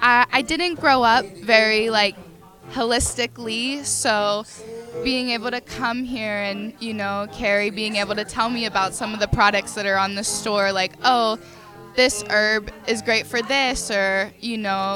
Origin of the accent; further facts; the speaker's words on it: North Versailles, Pennsylvania, United States; North Versailles.